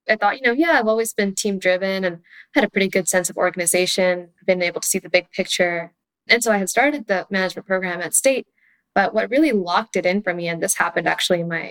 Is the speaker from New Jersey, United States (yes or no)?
no; Palo Alto, California, United States; I was born and raised in the Bay Area right here in Palo Alto